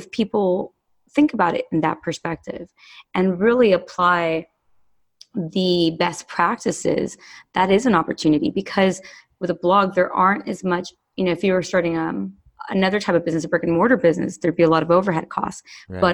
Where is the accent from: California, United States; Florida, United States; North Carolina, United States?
California, United States; Los Angeles; growing up in Los Angeles